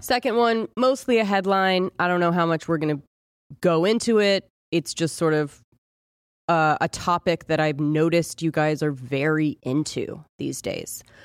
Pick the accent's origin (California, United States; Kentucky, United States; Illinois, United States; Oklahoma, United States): California, United States; Southern; we were Corona, Southern California.